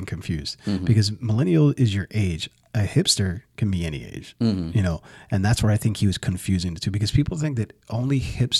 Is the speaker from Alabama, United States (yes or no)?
yes; Alabama, United States; from Alabama